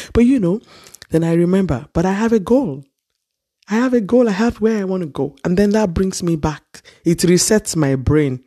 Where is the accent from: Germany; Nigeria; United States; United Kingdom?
Nigeria; Ile-Ife, Osun; Growing up in Nigeria, in Ile Ife, to be precise